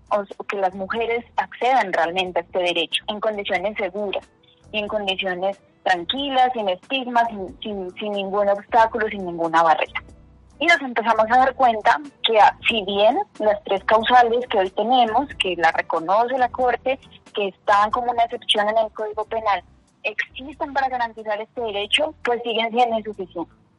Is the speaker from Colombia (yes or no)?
yes; Ipiales, Nariño, Colombia; now in Bogotá, Colombia; soy de Ipiales, Nariño. Eh, ahora actualmente en Bogotá